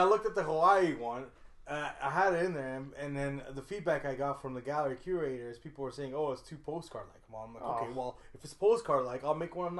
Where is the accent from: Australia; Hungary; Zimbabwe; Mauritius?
Hungary; now in Canada; I am from Hungary, people.